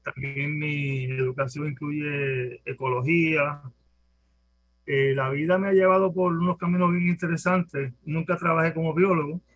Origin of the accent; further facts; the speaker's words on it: Guayama, Puerto Rico; somos de Guayama